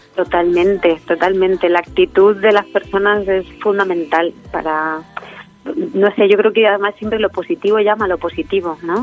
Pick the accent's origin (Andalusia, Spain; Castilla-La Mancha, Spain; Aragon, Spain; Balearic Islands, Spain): Castilla-La Mancha, Spain; Letur; born or raised there